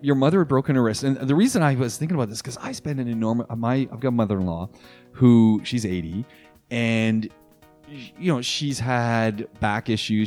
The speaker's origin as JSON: {"language": "English", "country": "Canada", "moved": "yes", "said": "my home country, Canada"}